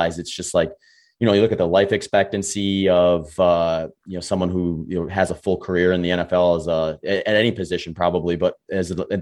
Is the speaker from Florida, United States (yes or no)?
no; Wisconsin, United States; I grew up in Wisconsin